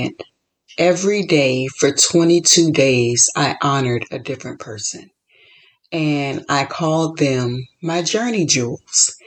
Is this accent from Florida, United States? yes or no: yes; Florida, United States; moved away as an adult; also born or lived in Chicago; now in California, United States; I was born and raised in Florida. Then I lived in Chicago for 8 years, and now I've been in California for 9 years.